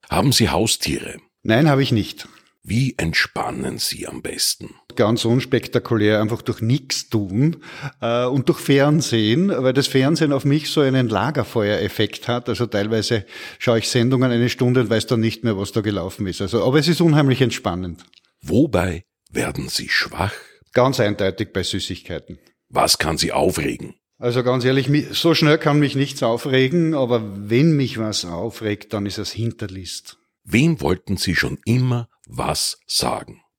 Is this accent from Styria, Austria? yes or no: yes; Murau, Styria, Austria; also born or lived in Graz; die Obersteiermark, der Bezirk Murau, aus dem ich komme, und zum zweiten meine Heimatstadt Graz. Da fühle ich mich am wohlsten. Was schmeckt Ihnen? Ein typischer Österreicher und Steirerbur.